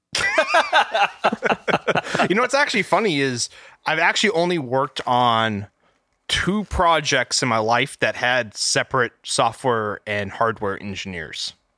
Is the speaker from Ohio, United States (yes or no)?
no; Texas, United States; I'm an electrical engineer, um, born and raised in Texas